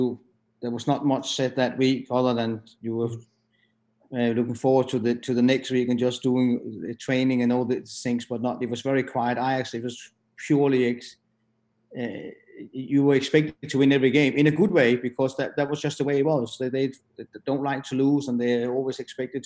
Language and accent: English; Denmark; moved away as an adult; also born or lived in Netherlands / England; the Danish club from my hometown